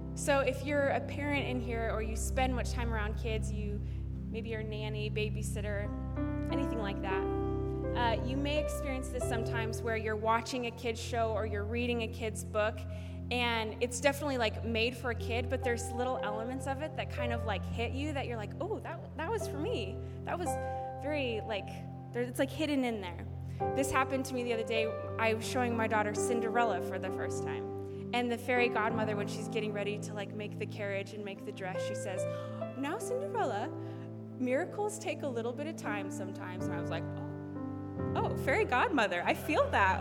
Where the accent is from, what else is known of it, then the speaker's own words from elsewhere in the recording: Alaska, United States; I was raised in the great state of Alaska